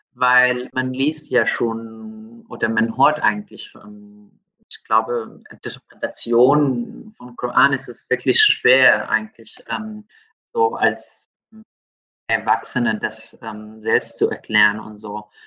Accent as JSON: {"language": "German", "country": "Syria", "tie": "born or raised there", "moved": "yes", "said": "also ich bin in Syrien aufgewachsen, und ich habe einen großen Teil meines Lebens dort gebracht"}